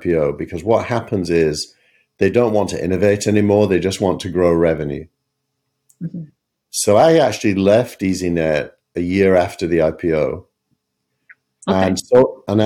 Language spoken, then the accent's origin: English; England, United Kingdom; accent: regional accent